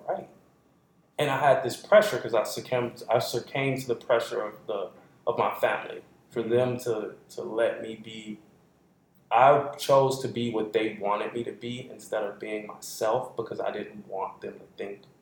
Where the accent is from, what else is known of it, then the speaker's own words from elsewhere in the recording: Southeast, United States; I'm from the Southeast